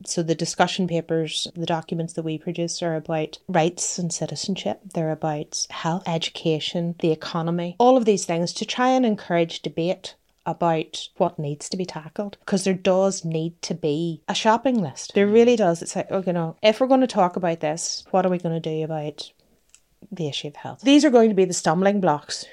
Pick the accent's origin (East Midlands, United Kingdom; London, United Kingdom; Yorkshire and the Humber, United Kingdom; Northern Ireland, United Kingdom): Northern Ireland, United Kingdom; Derry; I grew up in Derry and not in Drogheda.